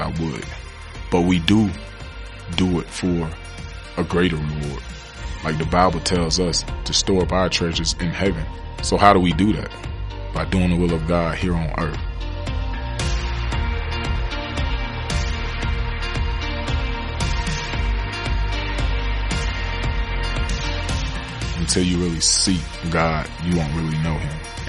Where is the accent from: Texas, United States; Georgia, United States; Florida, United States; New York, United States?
Florida, United States; Pahokee; my hometown, Pahokee, Florida.